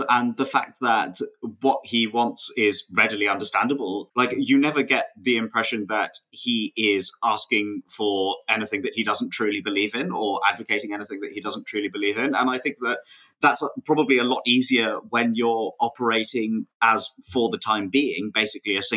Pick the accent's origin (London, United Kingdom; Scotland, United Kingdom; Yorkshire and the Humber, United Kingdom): London, United Kingdom; where I grew up in Wembley